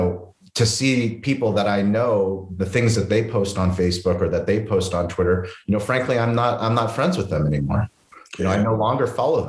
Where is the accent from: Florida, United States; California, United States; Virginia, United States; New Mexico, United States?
California, United States; La Jolla; my grandfather is Bulgarian. My wife is Bulgarian, but I'm, you know, I grew up in La Jolla. I grew up in white immigrant privilege